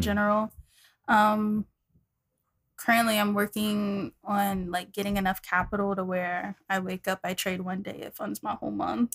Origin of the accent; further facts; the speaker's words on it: Dallas, Texas, United States; moved away as an adult; also born or lived in New York; I'm from Dallas, Texas